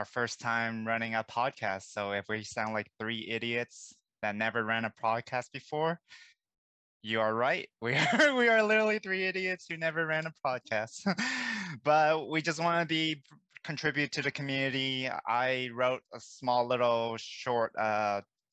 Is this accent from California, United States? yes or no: yes; Bay Area, California, United States; I'm from the Bay Area